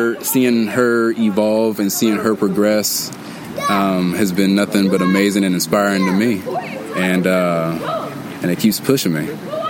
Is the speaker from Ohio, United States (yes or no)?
yes; Dayton, Ohio, United States; I came from Dayton, Ohio.